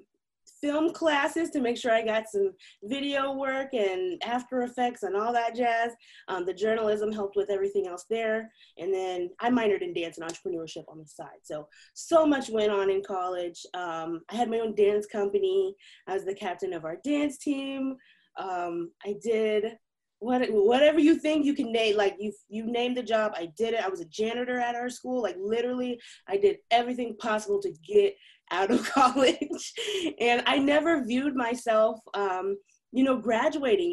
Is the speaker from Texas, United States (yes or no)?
no; Missouri, United States; I ended up moving back home to my hometown, and I ended up going to Missouri Western State University